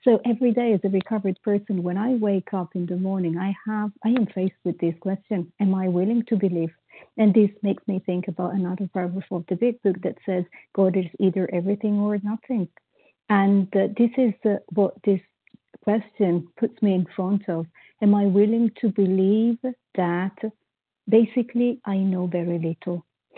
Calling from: Paris, Île-de-France, France; I'm calling from Paris, France

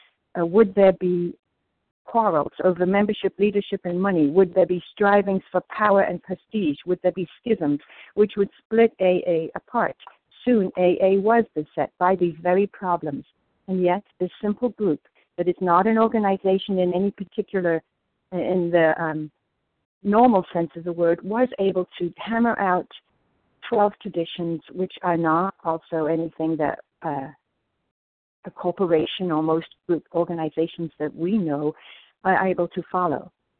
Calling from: New Jersey, United States; in New Jersey.

